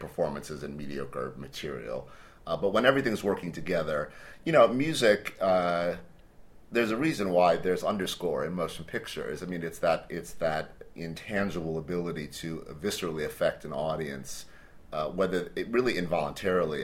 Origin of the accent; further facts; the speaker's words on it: Cleveland, Ohio, United States; I grew up in Cleveland, Ohio, in the States